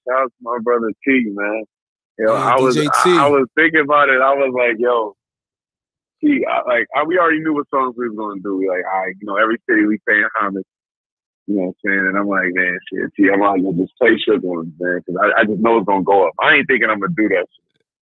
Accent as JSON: {"language": "English", "town": "Rochester", "region": "New York", "country": "United States", "said": "So I'm like, I was from Rochester."}